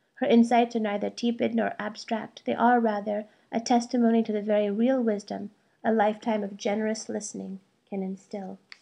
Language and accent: English; United States; first language Malayalam; English is a second language; also born or lived in India; Though my parents immigrated to the United States when I was an infant, they insisted we speak Malayalam at home, so I grew up bilingual.